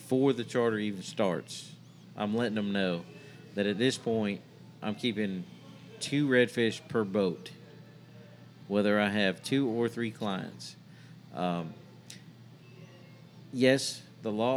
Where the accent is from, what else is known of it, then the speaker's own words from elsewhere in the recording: Flagler Beach, Florida, United States; I grew up here in Flagler Beach